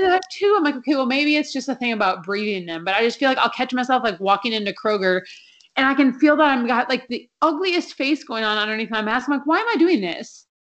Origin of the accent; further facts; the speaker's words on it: Minnesota, United States; when I was growing up in Minnesota